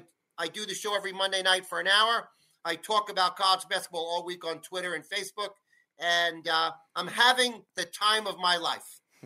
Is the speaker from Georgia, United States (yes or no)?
no; New Rochelle, New York, United States; I ran for office for the mayor of my hometown. I was 32, living at my parents' house. I ran for mayor of my home city, New Rochelle, New York